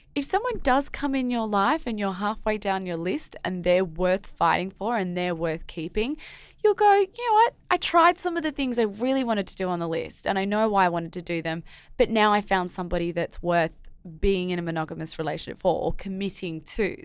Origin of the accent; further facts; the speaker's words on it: Australia; as an Aussie